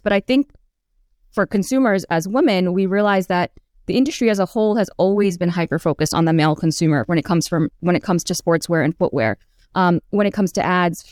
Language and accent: English; New York City, New York, United States; as a child growing up in Queens.